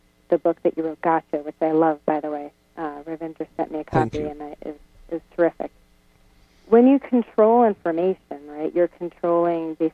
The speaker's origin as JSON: {"language": "English", "country": "United States", "said": "I'm an American citizen."}